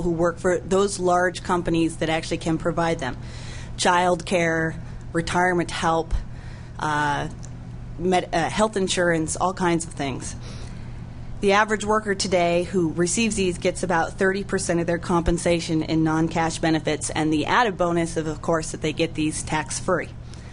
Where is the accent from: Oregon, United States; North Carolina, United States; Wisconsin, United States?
Oregon, United States; Oregon, my home state